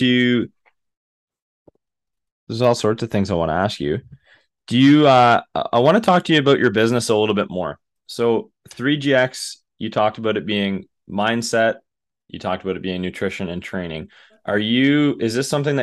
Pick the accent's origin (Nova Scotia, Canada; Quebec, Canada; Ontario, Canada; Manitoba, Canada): Ontario, Canada; around Toronto; moved away; I'm from Ontario, like around Toronto, not Toronto, but around Toronto.